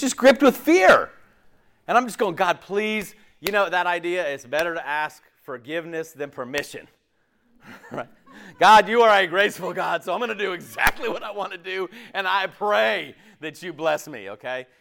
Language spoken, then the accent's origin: English; West Coast, United States; moved away as an adult; also born or lived in Tallahassee, Florida; now in Clemson, United States; I grew up on the West Coast.